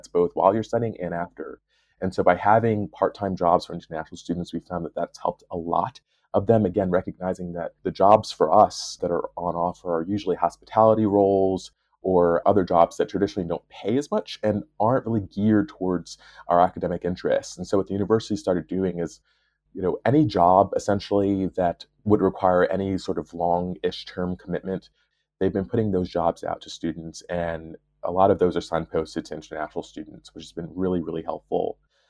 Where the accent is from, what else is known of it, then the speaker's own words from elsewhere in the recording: New York, United States; now in Belfast, United Kingdom; You know, I'm a New Yorker. I moved to Belfast without really knowing what to expect, because the only thing that I really knew about the UK was Manchester